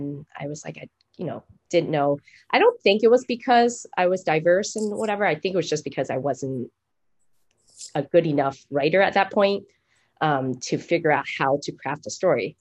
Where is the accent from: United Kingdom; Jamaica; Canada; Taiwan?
Taiwan; moved away; I'm from Taiwan. It's a completely different country